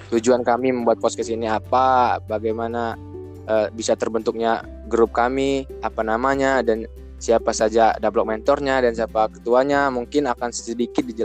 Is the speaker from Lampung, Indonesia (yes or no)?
yes; Lampung, Indonesia; aku sendiri orang Lampung gitu jadi e, karena ITERA ini institut pertama negeri di Sumatera juga e, jadi aku milih yang deket aja gitu dari daerah aku